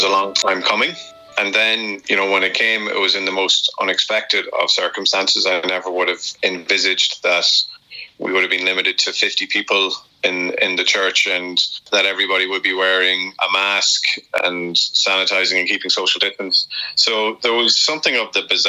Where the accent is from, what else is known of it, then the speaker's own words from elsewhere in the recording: Dundalk, County Louth, Ireland; I'm from Dundalk